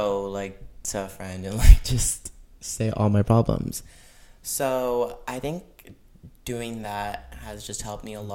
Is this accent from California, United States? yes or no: no; Florida, United States; we're both from Florida.